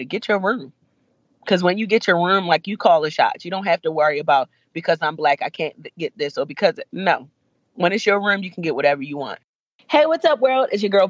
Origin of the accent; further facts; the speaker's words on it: Jamaica; as a Jamaican